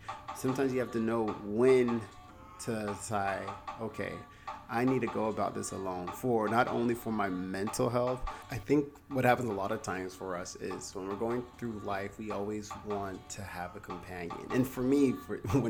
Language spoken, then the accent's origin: English; the South, United States; moved away as an adult; now in Los Angeles, United States; I'm from the South.